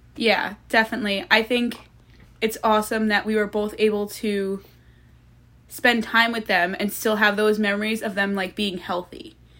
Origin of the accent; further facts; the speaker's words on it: Long Island, New York, United States; I'm from Long Island